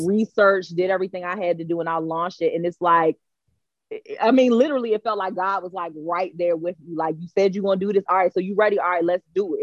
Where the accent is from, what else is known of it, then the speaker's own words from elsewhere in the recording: Prince George's County, Maryland, United States; I was born and raised in Prince George's County